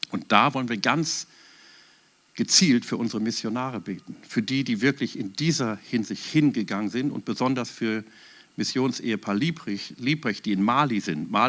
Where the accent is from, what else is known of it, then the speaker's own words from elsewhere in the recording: Wuppertal, North Rhine-Westphalia, Germany; wie ein Mann damals, als ich 18 Jahre alt war in Wuppertal, wo ich aufgewachsen bin, wirklich abends von Gott den Auftrag bekam, mich zu besuchen.